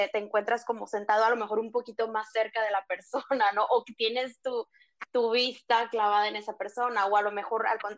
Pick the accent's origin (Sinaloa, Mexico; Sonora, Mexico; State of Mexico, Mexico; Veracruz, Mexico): Sinaloa, Mexico; Mazatlán; Sí, yo soy este mazatleca, soy de Mazatlán, Sinaloa.